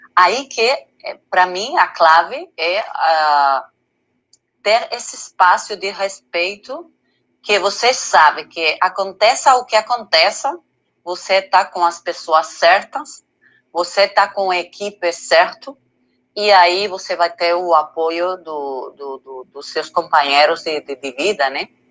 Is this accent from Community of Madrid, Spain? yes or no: yes; Madrid, Community of Madrid, Spain; Portuguese is a second language; moved away as an adult; now in Canary Islands, Spain; eu sou da Madrid, mas eu tenho que falar a verdade que eu estou é, morando os últimos seis meses nas Islas Canárias